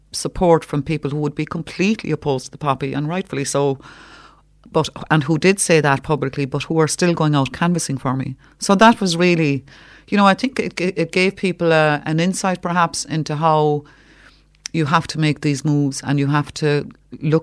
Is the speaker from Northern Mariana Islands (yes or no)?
no; Cork, Munster, Ireland; also born or lived in Gaeltacht; I'm from Cork